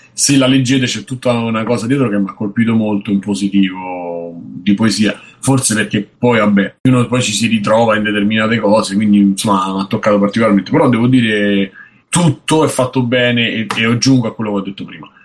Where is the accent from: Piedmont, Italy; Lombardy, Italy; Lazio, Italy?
Lazio, Italy; Rome; Da romano